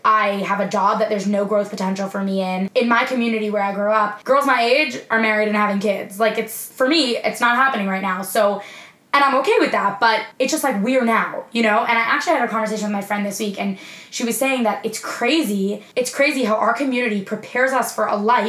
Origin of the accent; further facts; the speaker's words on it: New York, United States; moved away as an adult; also born or lived in Florida; even if I move back to New York in the future, it's not gonna be back home.